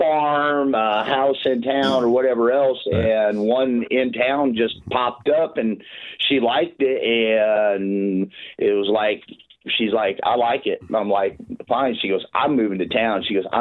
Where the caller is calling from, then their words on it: Iowa, United States; Western Iowa.